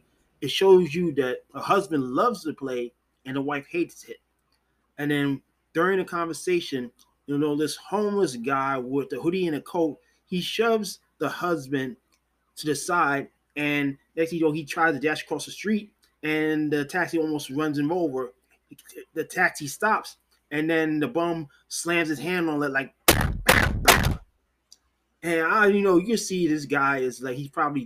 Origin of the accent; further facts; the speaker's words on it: New York City, New York, United States; I was born and raised in New York City